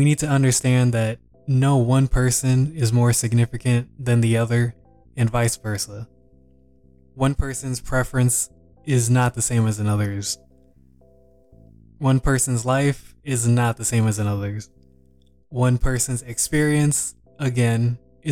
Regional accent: Texas, United States; also born or lived in Louisiana; I was born in Louisiana, but grew up predominantly in Texas

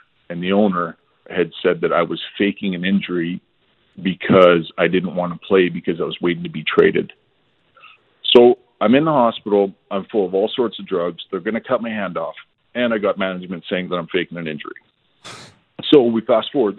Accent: Edmonton, Alberta, Canada; I'm from Edmonton.

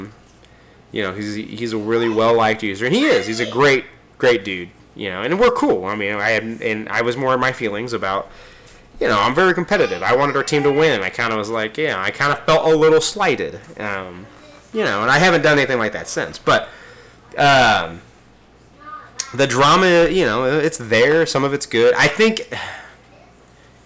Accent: Kansas City, United States; Kansas City is my hometown in real life

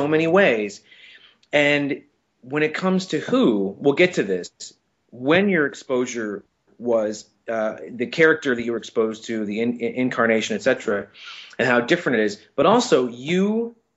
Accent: Saint Paul, Minnesota, United States; I'm from St. Paul, Minnesota. That's where I was born. And so I grew up in the Midwest

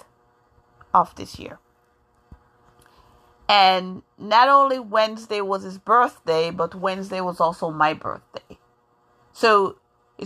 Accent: New York, United States; also born or lived in Jamaica; now in Massachusetts, United States; I grew up in New York

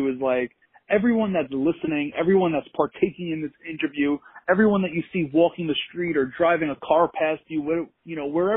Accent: New York, United States; born and raised in New Yorker

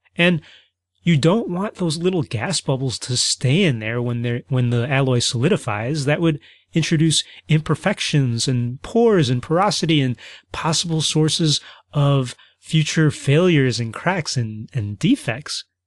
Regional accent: Midwest, United States; I'm from the Midwest

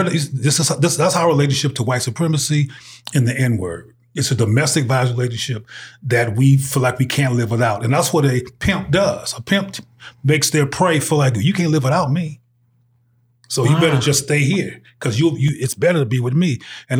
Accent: Los Angeles, California, United States; also born or lived in Bay Area / Seattle / Jackson; I am originally from South Central Los Angeles, the Bay Area, in Seattle, Washington, and Jackson, Mississippi. The reason I bring in all those places is because I lived in those places as a child, and they're all relevant to my development.

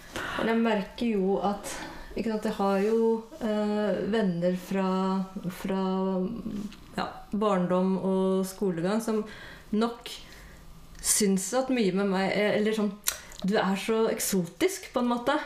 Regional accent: Bærum, Akershus, Norway; Jeg vokste opp i Bærum

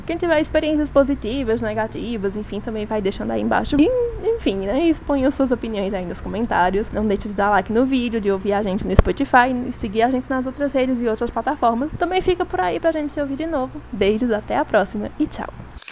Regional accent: Brazil; enquanto brasileira

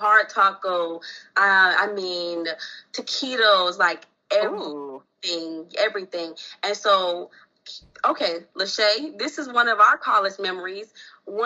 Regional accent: South Florida, United States; now in Atlanta, United States; I'm from South Florida

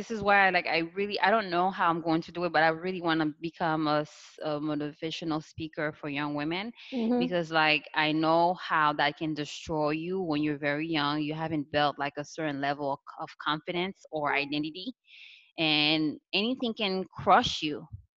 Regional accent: Haiti; It's my background and how I grew up in Haiti.

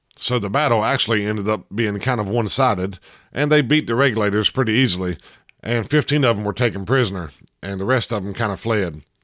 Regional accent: Hillsborough, North Carolina, United States; I'm actually from Orange County and I went to school in Hillsboro

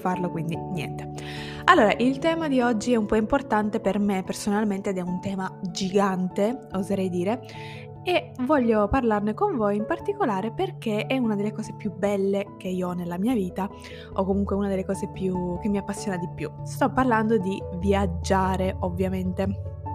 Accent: Italy; first language Italian; moved away as an adult; now in Turin, Italy; lingua italiana, che è la mia lingua nativa

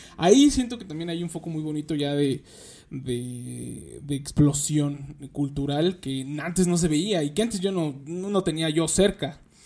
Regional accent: Nezahualcóyotl, State of Mexico, Mexico; yo soy de aquí de Nezahualcóyotl, del, este, del municipio de Nezahualcóyotl, aquí en el Estado de México

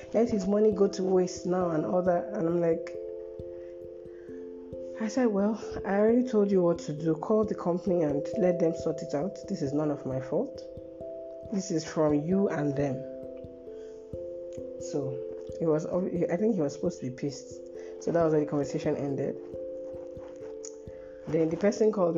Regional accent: Nigeria; I'm a Nigerian

